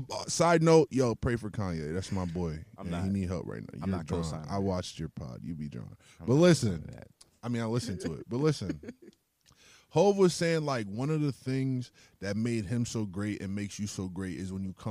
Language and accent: English; Brooklyn, New York, United States; born there; New York for me because like I was born in Brooklyn